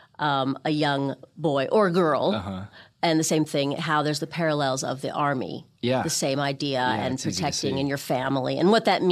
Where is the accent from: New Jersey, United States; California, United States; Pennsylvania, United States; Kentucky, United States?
California, United States; Beverly Hills; moved away as an adult; also born or lived in London, United Kingdom; I grew up in Beverly Hills